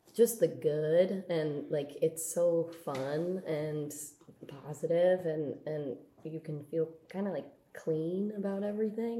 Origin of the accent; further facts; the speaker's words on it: Bay Area, California, United States; I'm from the Bay Area